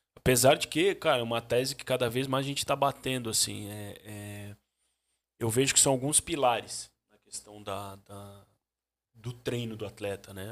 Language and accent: Portuguese; Joinville, Santa Catarina, Brazil; also born or lived in Jaraguá do Sul / Barra Velha / Sombrio; eu nasci em Joinville